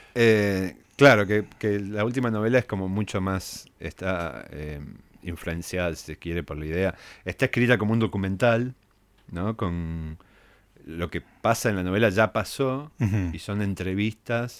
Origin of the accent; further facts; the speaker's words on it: San Francisco, Córdoba, Argentina; moved away as an adult; Yo nací en San Francisco, después me mudé a Córdoba para estudiar letras.